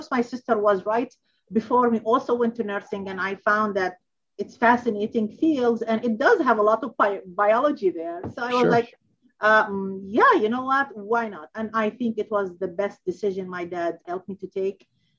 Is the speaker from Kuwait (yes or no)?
yes; Kuwait; born there; also born or lived in Baghdad, Iraq / Amman, Jordan; I was born in Kuwait, and then I moved to Baghdad, Iraq, and then 4 or 5 years later, I moved to Jordan, Amman